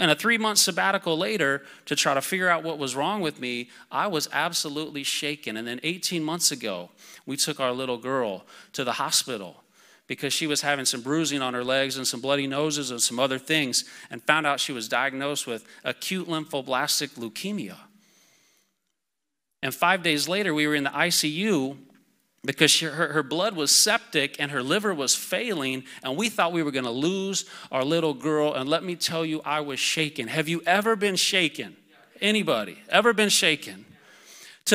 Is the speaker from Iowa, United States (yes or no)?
yes; Iowa, United States; I'm from Iowa, so wrestling's a big deal.